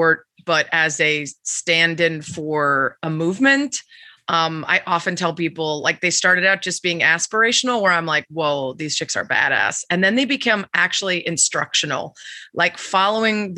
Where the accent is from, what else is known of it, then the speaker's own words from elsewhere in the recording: Chicago, Illinois, United States; a Chicagoan and a diehard